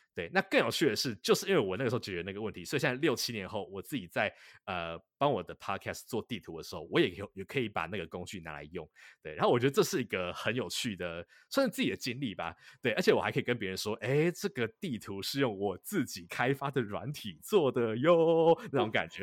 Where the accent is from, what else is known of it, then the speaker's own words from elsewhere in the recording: Taipei, Taiwan; moved away as an adult; now in Boston, United States; 我本身在台北市里面，呃，长大